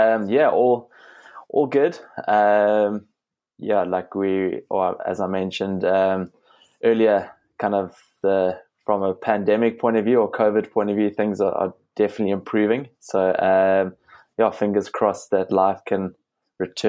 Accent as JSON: {"language": "English", "town": "Cape Town", "region": "Western Cape", "country": "South Africa", "tie": "born or raised there", "said": "Growing up in Cape Town on the back slopes of Table Mountain, came back home and joined a local running club"}